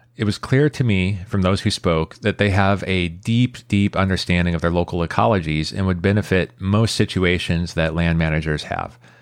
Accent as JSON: {"language": "English", "town": "San Jose", "region": "California", "country": "United States", "tie": "born or raised there", "said": "my hometown of San Jose"}